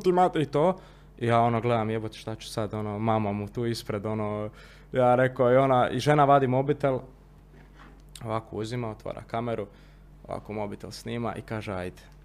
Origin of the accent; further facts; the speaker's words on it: Zagreb, City of Zagreb, Croatia; kod nas u Zagrebu